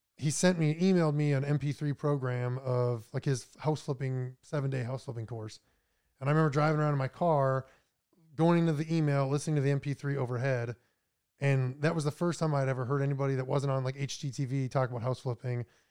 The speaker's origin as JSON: {"language": "English", "town": "Minot", "region": "North Dakota", "country": "United States", "tie": "born or raised there", "also_born_or_lived": "Florida", "moved": "as an adult", "said": "I was born in Minot, North Dakota, about an hour south of Canada"}